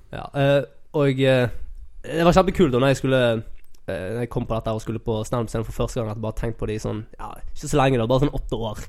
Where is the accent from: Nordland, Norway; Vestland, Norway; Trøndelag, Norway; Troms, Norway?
Vestland, Norway; Sotra; also born or lived in Fyllingsdalen; jeg vokste opp på Sotra